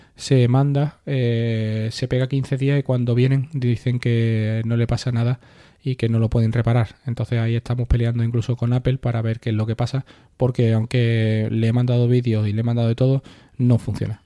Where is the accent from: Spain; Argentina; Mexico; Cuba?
Spain; Carmona, Andalusia; la carrera de mi pueblo